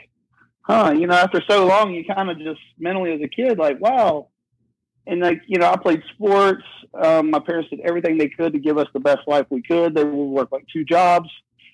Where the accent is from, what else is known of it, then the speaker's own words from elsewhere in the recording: West Virginia, United States; I'm from West Virginia and a little small town